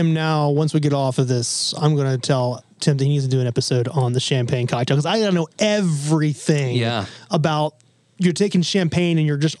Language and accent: English; New York, United States; we're in New York and I'm a New Yorker